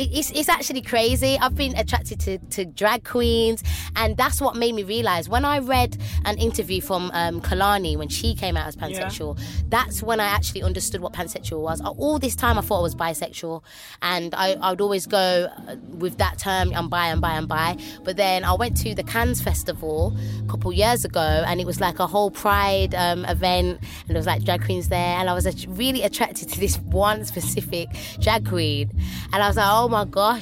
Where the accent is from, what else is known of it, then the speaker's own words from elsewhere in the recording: Birmingham, West Midlands, United Kingdom; I'm from Birmingham